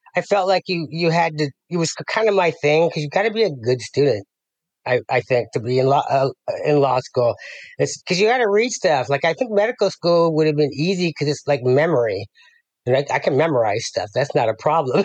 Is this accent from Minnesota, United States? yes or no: no; Las Vegas, Nevada, United States; moved away as an adult; also born or lived in Denver, Colorado; now in San Ramon, United States; raised in Las Vegas